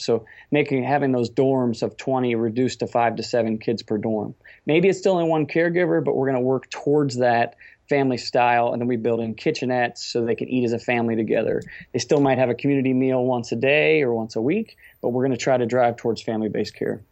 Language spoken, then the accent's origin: English; Cincinnati, Ohio, United States; we're from Cincinnati, Ohio